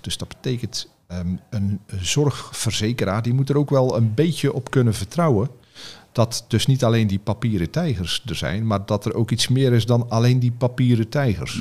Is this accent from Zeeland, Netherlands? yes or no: yes; Zeelandic Flanders, Netherlands; ik zit in Zeeuws-Vlaanderen, waar ik vandaan kom